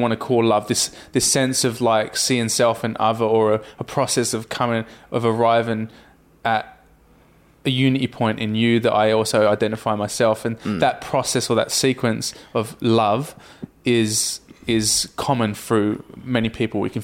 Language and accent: English; Rugby, West Midlands, United Kingdom; where I grew up in Rugby and in Middle England